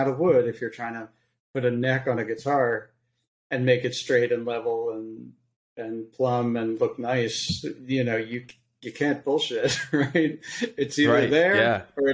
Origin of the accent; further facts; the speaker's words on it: Philadelphia, Pennsylvania, United States; I originally grew up on the East Coast in Philadelphia